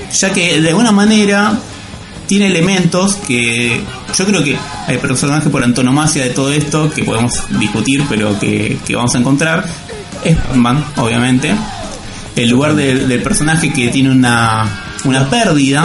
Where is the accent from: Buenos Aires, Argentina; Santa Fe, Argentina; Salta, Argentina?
Buenos Aires, Argentina; nosotros como porteños, argentinos